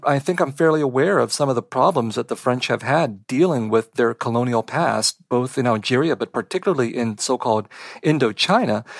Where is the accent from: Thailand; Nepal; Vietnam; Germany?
Vietnam; moved away; I was born in Vietnam